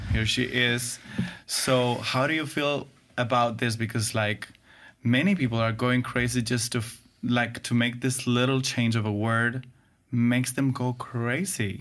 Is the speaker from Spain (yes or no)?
yes; Spain; English is a second language; we in Spain